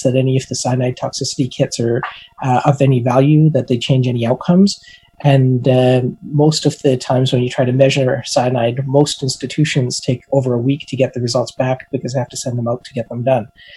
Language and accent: English; Alberta, Canada; I'm from Alberta, And as an Albertan, we like to barbecue, even in the middle of winter